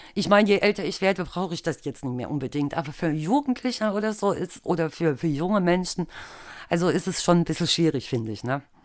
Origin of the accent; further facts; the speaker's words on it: Altena, North Rhine-Westphalia, Germany; wir kommen ja alle aus, aus Altena